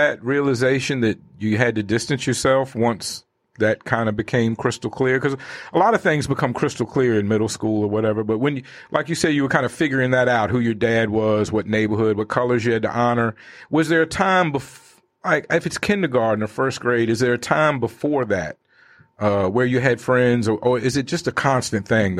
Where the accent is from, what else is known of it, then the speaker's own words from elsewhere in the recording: East Coast, United States; you said it was working class, and I'm from the East Coast